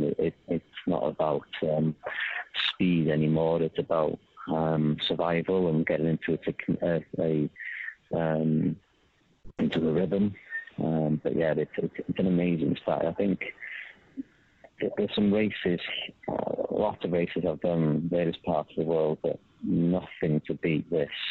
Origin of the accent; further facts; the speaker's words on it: Wales, United Kingdom; I'm Welsh